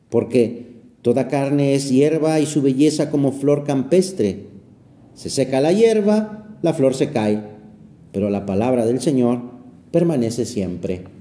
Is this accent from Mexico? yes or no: no; Aragon, Spain; se quedaron muy grabadas en mi cabeza de niño aquellas señales que en las montañas de mi tierra, en Aragón, España, colocaban a los bordes de los caminos.